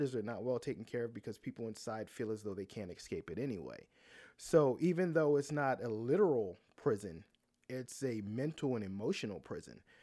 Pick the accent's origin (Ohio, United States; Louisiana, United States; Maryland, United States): Maryland, United States; Baltimore; now in Atlanta, United States; I grew up in Baltimore, and I grew up in the city, not outside the city